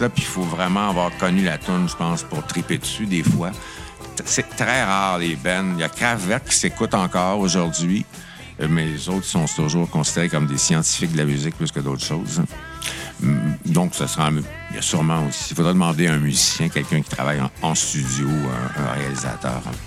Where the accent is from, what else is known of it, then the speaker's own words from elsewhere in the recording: Notre-Dame-du-Bon-Conseil, Quebec, Canada; moved away as an adult; also born or lived in Drummondville / Ottawa; now in Montreal, Canada; j'étais de Notre-Dame, du Bon Conseil. Hein, j'étais à Drummondville, mais moi, c'est Montréal qui m'intéressait